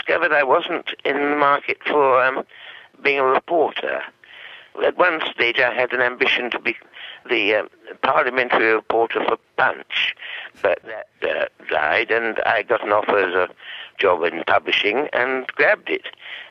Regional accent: United Kingdom; first language English; moved away as an adult; now in Australia; at age 25, I moved from Britain to Australia

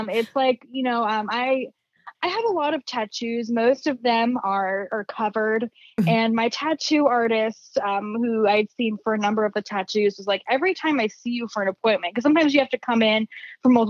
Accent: California, United States; now in Arizona, United States; I grew up in the Bay Area and it is so like with the tech industry out there, it is so fast paced.

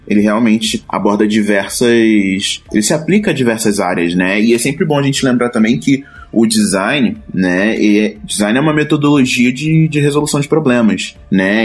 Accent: Rio de Janeiro, Brazil; moved away as an adult; now in São Paulo, Brazil; também sou carioca, que nem a Luana

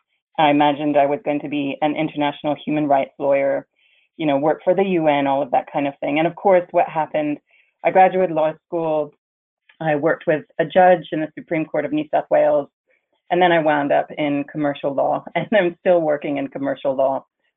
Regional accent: Germany; also born or lived in Netherlands / France / Canada; I was born in the Netherlands and grew up in France and Germany, and I graduated from school in Germany. I went to an international school. And when I graduated school, I moved to Canada, which is one of my home countries.

